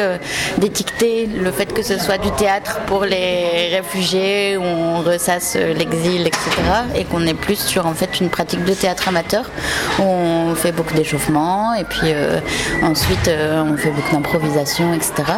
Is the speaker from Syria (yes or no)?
yes; Syria; French is a second language; now in France; Et je viens de Syrie, de, de Syrie